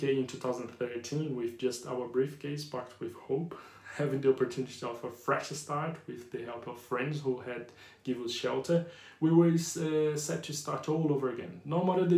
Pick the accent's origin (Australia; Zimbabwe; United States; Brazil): Brazil; accent: Brazilian / Yorkshire; English is a second language; moved away as an adult; also born or lived in Yorkshire; now in United Kingdom; English is not my first language. Even though I can speak English fluent with a strong Brazilian / Yorkshire accent